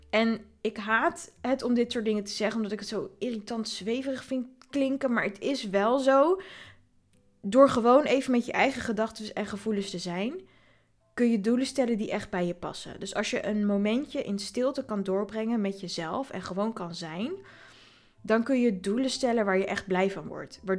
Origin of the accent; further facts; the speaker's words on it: Voorburg, South Holland, Netherlands; Eh, ik ben zelf geboren en getogen in Voorburg, maar dat ligt echt naast Den Haag.